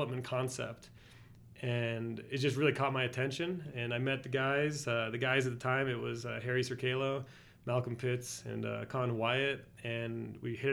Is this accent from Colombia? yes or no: no; Argentina; moved away; also born or lived in Spain; I grew up in Argentina, and so I speak Spanish